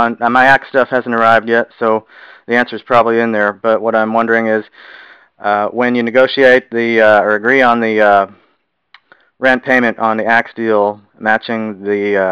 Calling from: Houston, Texas, United States; I'm in Houston.

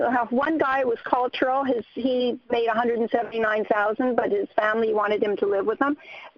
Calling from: Minnesota, United States; from Minnesota.

